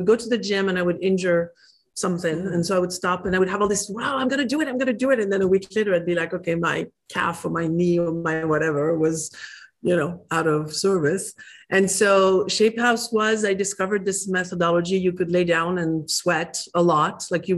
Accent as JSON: {"language": "English", "country": "France", "second_language": "English", "moved": "as an adult", "said": "I'm from France. I escaped as fast as my legs could run when in my early 20s."}